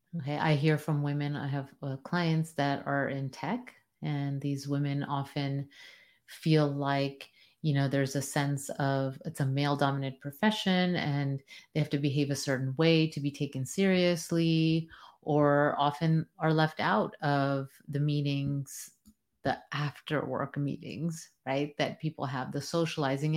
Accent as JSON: {"language": "English", "country": "United States", "said": "as a first generation Am, American"}